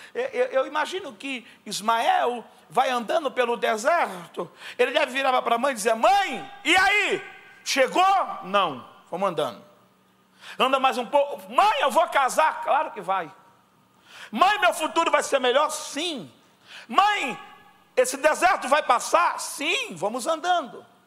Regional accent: Brazil; eu sou lá da Baixada

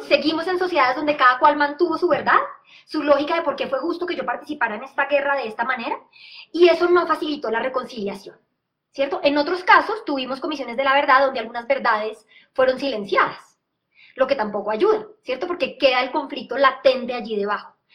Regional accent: Colombia; como colombianos

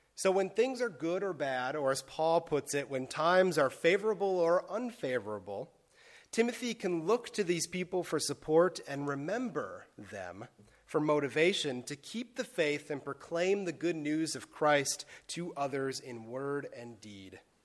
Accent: Wisconsin, United States; moved away as an adult; now in Bethlehem, United States; growing up in Wisconsin, I had never seen the town in which I live host a race like this

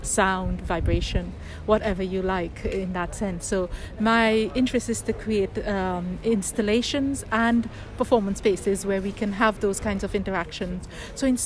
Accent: Trinidad & Tobago; moved away as an adult; now in United Kingdom; I grew up in Trinidad and Tobago for 25 years

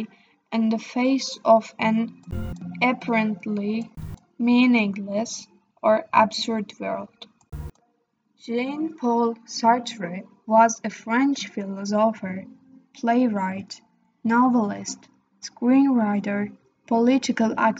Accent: Turkey; I am from Turkey.

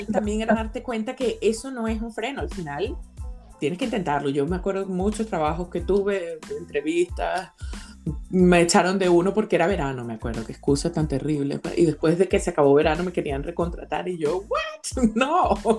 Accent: Venezuela; moved away as an adult; now in Australia; yo tenía planeado salir de Venezuela

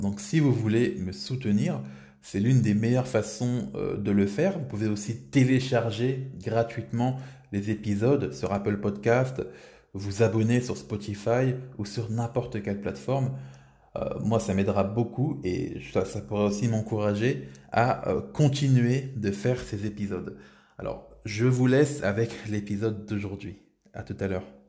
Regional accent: France; en tant que Français

